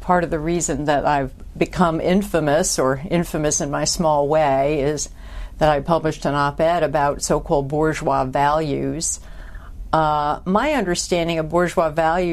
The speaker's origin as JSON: {"language": "English", "town": "Troy", "region": "New York", "country": "United States", "tie": "born or raised there", "said": "I was born and raised in Troy, New York, which is a small city north of Albany in upstate New York"}